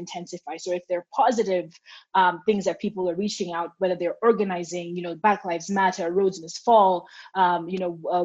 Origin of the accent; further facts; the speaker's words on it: Kenya; I'm a Kenyan